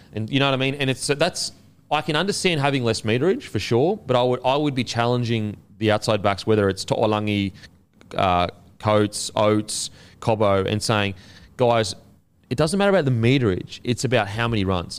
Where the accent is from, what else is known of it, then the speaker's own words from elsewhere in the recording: Queensland, Australia; as a Queenslander